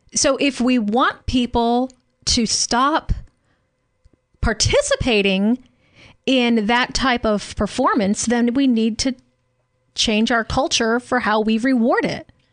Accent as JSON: {"language": "English", "region": "Louisiana", "country": "United States", "tie": "born or raised there", "said": "growing up in Louisiana"}